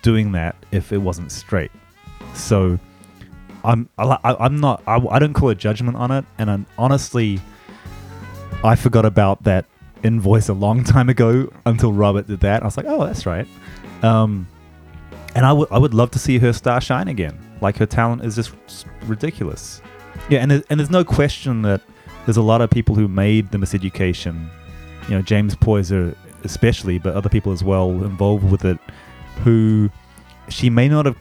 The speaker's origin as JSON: {"language": "English", "country": "New Zealand", "tie": "born or raised there", "moved": "yes", "lives_now": "Japan", "said": "the house I grew up in New Zealand was very bicultural"}